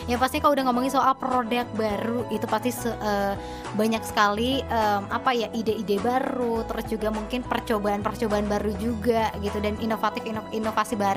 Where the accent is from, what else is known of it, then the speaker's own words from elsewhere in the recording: Bandung, West Java, Indonesia; Uh, aku kan sendiri orang Bandung nggak tahu nih letaknya di mana gitu di SMKN Pertanian Karawang ini.